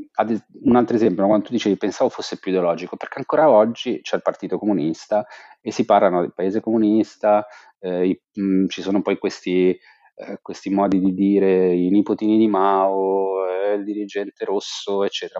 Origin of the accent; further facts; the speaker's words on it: Genoa, Liguria, Italy; moved away as an adult; also born or lived in China; io sono genovese